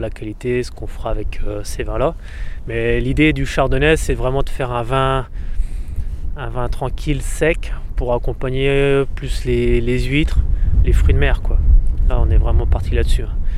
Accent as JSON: {"language": "French", "area": "Champagne", "region": "Grand Est", "country": "France", "moved": "as an adult", "lives_now": "Sarzeau, France", "said": "Avec ma femme, on vient de Champagne"}